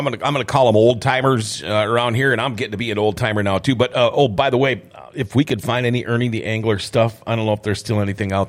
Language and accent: English; Thief River Falls, Minnesota, United States; I was a river rat growing up, too. I'm from Thief River Falls.